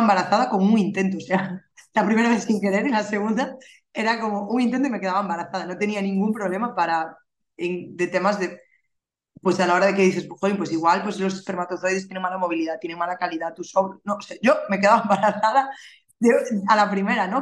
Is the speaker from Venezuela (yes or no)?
no; Galicia, Spain; soy gallega, vivo en la capital, ¿vale? Vivo en Santiago de Compostela